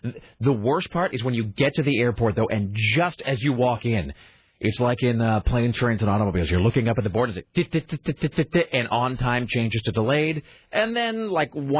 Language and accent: English; Kennewick, Washington, United States; now in Portland, United States; growing up in Kennewick